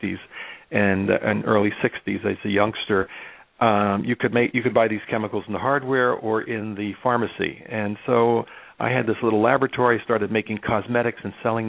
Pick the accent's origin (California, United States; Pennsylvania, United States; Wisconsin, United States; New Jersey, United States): New Jersey, United States; Elizabeth; we didn't have very much money growing up in North Elizabeth, which is now the runways for Newark International Airport